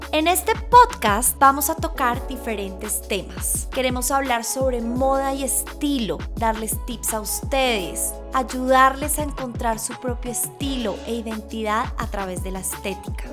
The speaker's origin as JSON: {"language": "Spanish", "region": "Bogotá", "country": "Colombia", "tie": "born or raised there", "also_born_or_lived": "Shanghai / Paris", "said": "Nací en Bogotá y estudié en un colegio alemán"}